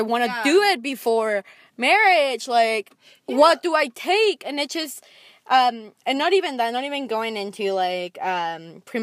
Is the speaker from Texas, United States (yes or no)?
yes; Texas, United States; I grew up in Texas